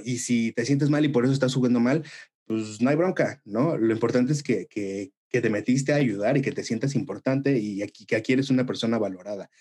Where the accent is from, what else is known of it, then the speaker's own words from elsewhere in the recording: Mexico; como latinos, como mexicanos